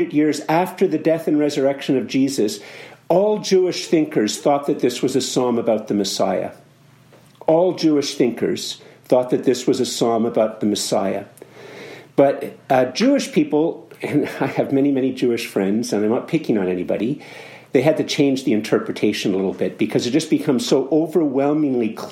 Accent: Canada; as a Canadian

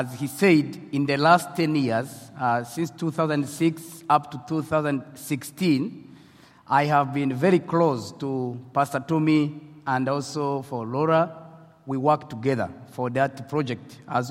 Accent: Rwanda; accent: French accent; English is a second language; moved away as an adult; now in Nairobi, Kenya; I'm from Rwanda, as I have already mentioned. But now, currently, I live in Kenya, Nairobi

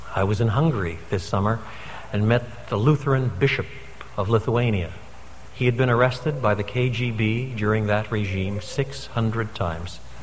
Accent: Canada; moved away; I'm a Canadian by birth

